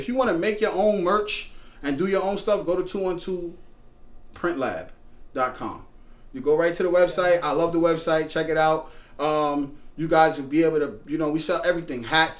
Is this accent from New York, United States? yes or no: yes; Brooklyn, New York, United States; I'm from Brooklyn. I'm born in Brooklyn.